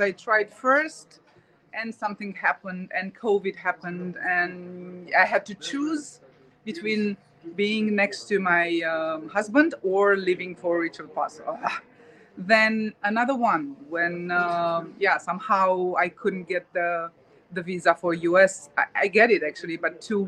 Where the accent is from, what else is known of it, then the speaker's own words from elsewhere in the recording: Romania; I'm from Romania, but now I entered the Republic of Moldova